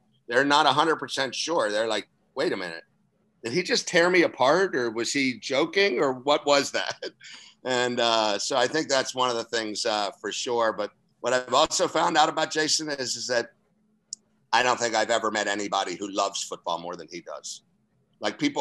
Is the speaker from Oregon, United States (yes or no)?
no; Central Florida, United States; moved away as an adult; now in Toledo, United States; my areas are not only Central Florida and then up and into Jacksonville. So that's my area kind of back in my hometown and area